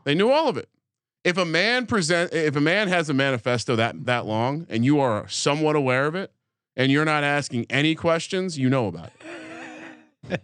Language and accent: English; New Jersey, United States; I grew up in Jersey